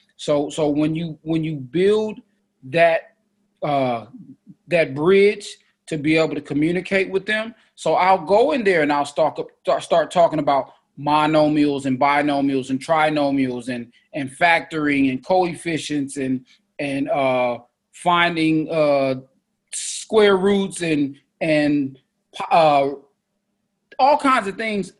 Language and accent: English; Oakland, California, United States; I'm from East Oakland